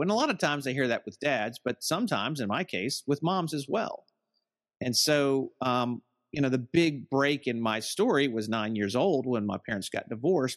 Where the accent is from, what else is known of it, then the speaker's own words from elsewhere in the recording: Southern United States, United States; I'm from the Southern United States